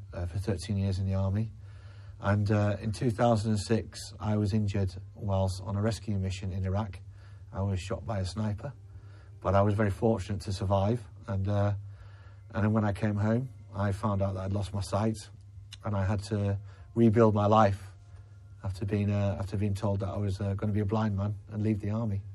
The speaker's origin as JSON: {"language": "English", "town": "Leeds", "region": "Yorkshire and the Humber", "country": "United Kingdom", "said": "I'm from Leeds in West Yorkshire"}